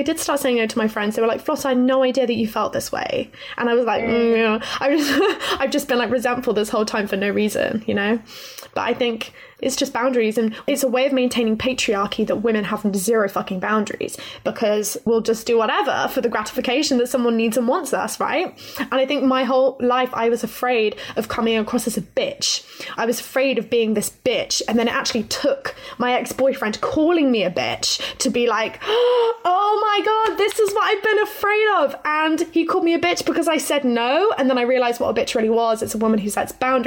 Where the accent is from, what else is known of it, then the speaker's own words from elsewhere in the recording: Plymouth, South West England, United Kingdom; I'm from Plymouth in Devon.